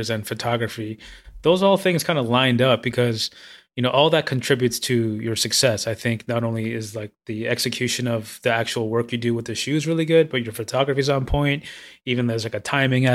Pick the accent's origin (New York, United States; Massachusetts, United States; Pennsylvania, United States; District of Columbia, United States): New York, United States; I grew up in New York and I loved car culture, but owning a car is like kind of unrealistic, especially out here in Brooklyn